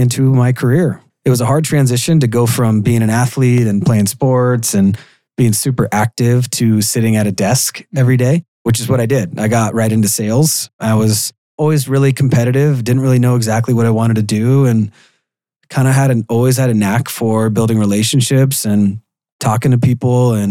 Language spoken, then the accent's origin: English; Seattle, Washington, United States; Born and raised in Seattle, Washington. Probably about 30 minutes from where I live now